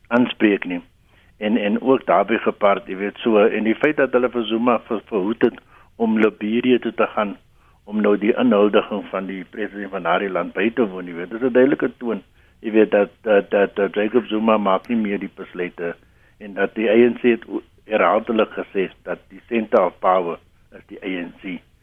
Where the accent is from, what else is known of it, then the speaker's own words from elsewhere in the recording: South Africa; ons as Suid-Afrikaners